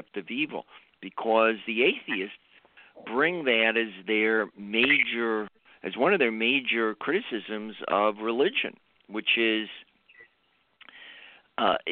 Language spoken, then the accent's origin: English; Chicago, Illinois, United States; my background is I grew up in Chicago